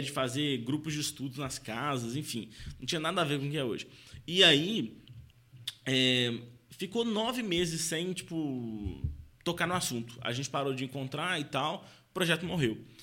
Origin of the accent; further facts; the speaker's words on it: Belo Horizonte, Minas Gerais, Brazil; Eu sou de BH